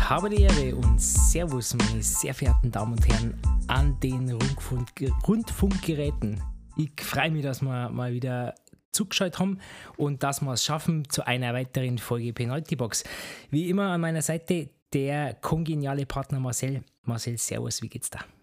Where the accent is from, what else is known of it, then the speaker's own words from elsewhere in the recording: Bavaria, Germany; accent: Franconian; moved away as an adult; also born or lived in Erlangen; Ich bin in Bayern aufgewachsen seit meinem zweiten Lebensjahr ungefähr dort